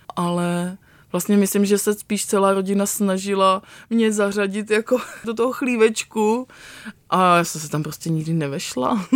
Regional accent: Pardubice, Pardubice Region, Czechia; also born or lived in Vranov Reservoir (South Moravia); já jsem vyrostla částečně v Pardubicích

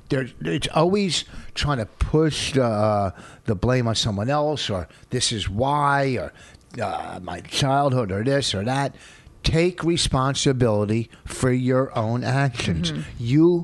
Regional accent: Canada; quit being Canadian and go, you know what?

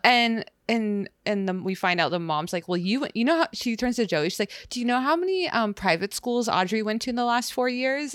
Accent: West Coast, United States; we're from the West Coast

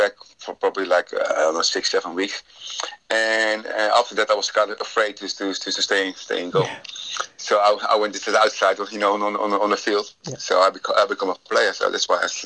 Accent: Rotterdam, South Holland, Netherlands; moved away as an adult; also born or lived in United Kingdom; I'm back home in my hometown, Rotterdam.

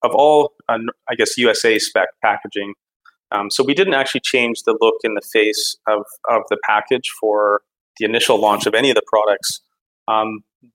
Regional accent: Calgary, Alberta, Canada; born and raised in Canada and mostly grew up in Calgary, Alberta

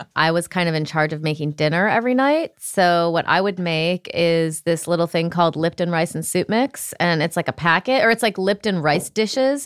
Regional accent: Rockford, Illinois, United States; moved away; I'm from Rockford, Illinois

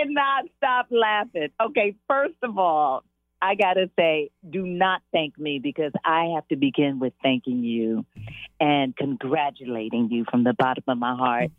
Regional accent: Los Angeles, California, United States; I was born and raised in South Central mm-hmm.

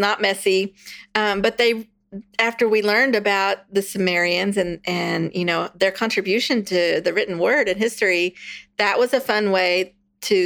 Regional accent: Texas, United States; I'm from Texas. We've been Texans for 9 generations

